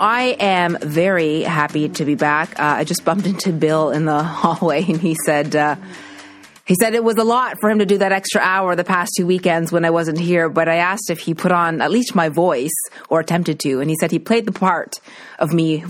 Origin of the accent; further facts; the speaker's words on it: Nova Scotia, Canada; now in Toronto, Canada; as a Maritimer growing up in Nova Scotia